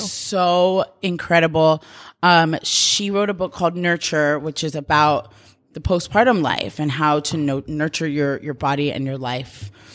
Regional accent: New York, United States; moved away as an adult; now in Los Angeles, United States; I'm from New York and, like, such a tight community

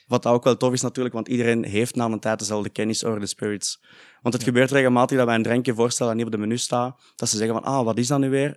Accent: Heist-op-den-Berg, Flanders, Belgium; wij zijn allebei van IJssel den Berg

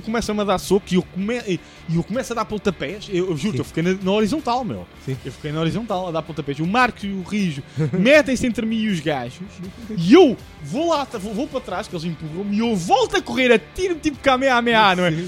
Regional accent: Lisbon, Portugal; porque é da minha cidade

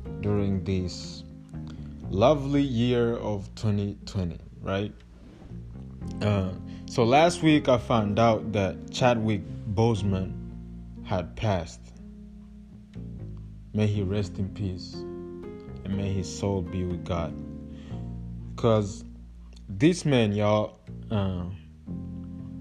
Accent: Kigali, Rwanda; moved away; I'm like half Congolese, half Rwandese, but I was born and raised in Rwanda, Kigali

